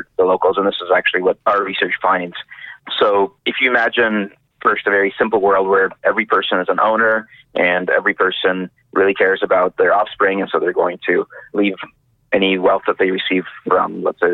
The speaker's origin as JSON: {"language": "English", "town": "San Diego", "region": "California", "country": "United States", "tie": "born or raised there", "also_born_or_lived": "New York City / London", "moved": "as an adult", "lives_now": "Vancouver, Canada", "said": "I grew up in San Diego."}